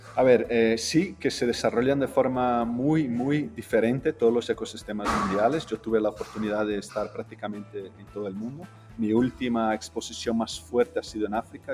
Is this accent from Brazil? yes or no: yes; Rio de Janeiro, Brazil; also born or lived in Spain; Yo pues soy de Río, soy brasileño